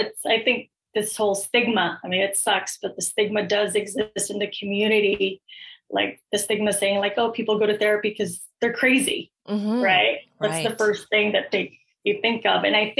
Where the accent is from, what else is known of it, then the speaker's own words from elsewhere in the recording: Philippines; Like, if you're Filipino, I'm Filipino, like we already have that foundation and that connection